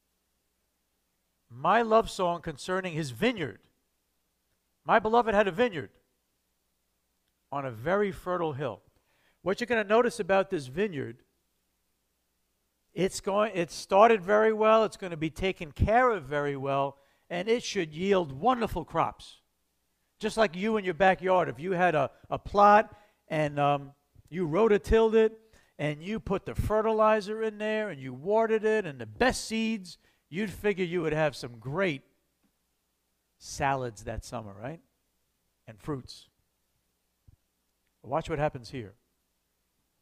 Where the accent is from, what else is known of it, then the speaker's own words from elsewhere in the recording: New York City, New York, United States; also born or lived in Lake Ronkonkoma, New York; I was born in the Bronx in 1962 to a stable family.